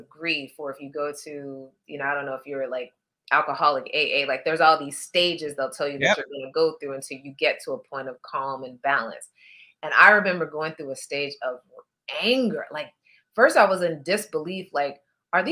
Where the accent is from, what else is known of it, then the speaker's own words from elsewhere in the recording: Midwest, United States; moved away as an adult; now in New York, United States; we're both from the Midwest